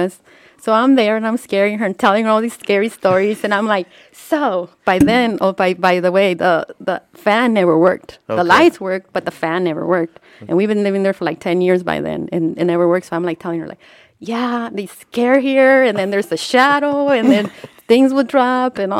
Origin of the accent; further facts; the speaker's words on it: Pomona, California, United States; I grew up in Pomona.